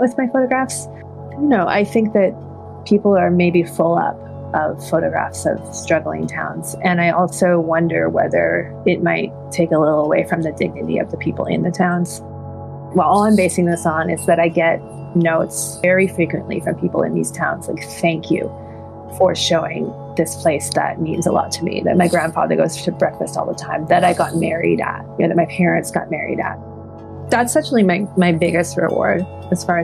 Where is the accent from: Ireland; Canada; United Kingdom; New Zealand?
Canada; Victoria, British Columbia; moved away as an adult; also born or lived in Cormorant Island, British Columbia / Alert Bay, British Columbia / New York; now in Pennsylvania, United States; I was born on Cormoran Island, which is off the north coast of Vancouver Island in Alert Bay. And then I grew up mostly in Victoria.